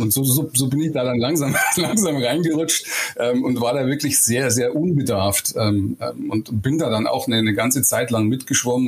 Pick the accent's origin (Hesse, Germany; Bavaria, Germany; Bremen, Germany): Bavaria, Germany; Eichstätt; Ich komme aus Eichstätt in Oberbayern. Das ist so ziemlich genau im geografischen Mittelpunkt in Bayern. Und genauso, wie man sich das vorstellt, bin ich da auch aufgewachsen.